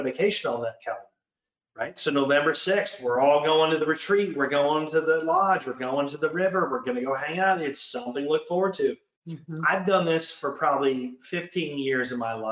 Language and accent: English; Michigan, United States; also born or lived in Canada; Michigan, my home state